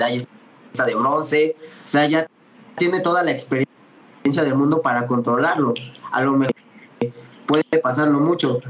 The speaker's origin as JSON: {"language": "Spanish", "country": "Mexico", "said": "como buen mexicano"}